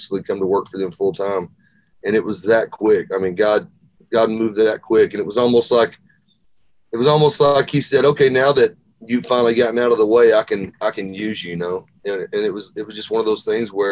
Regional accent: Arkansas, United States; moved away as an adult; now in Nashville, United States; I grew up in Arkansas

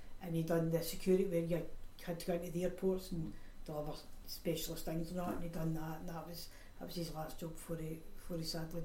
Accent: Glasgow, Scotland, United Kingdom; My mum, myself, my brother, we came from Maryhill.

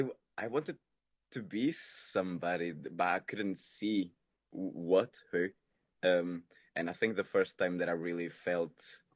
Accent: Portugal; English is a second language; moved away as an adult; now in London, United Kingdom; So I moved from Portugal to London, and then I was 18, so I was trying to still enjoy life a lot more than I should.

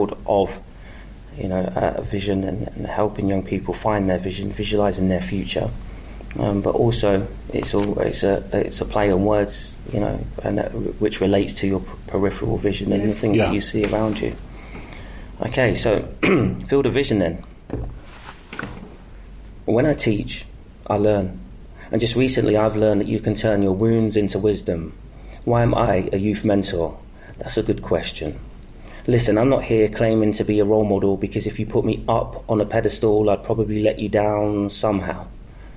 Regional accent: Northampton, East Midlands, United Kingdom; Northampton being my hometown

